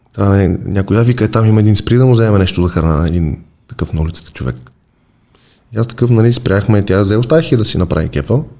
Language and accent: Bulgarian; Sofia, Sofia City, Bulgaria; Вече няма казвам, че съм от София.